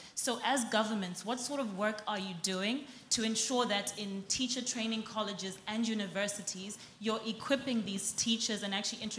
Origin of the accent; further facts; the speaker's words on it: Zimbabwe; I'm from Zimbabwe.